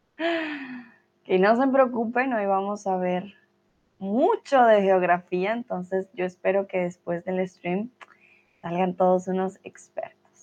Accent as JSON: {"language": "Spanish", "region": "Bogotá", "country": "Colombia", "said": "Yo soy de Colombia, de Bogotá"}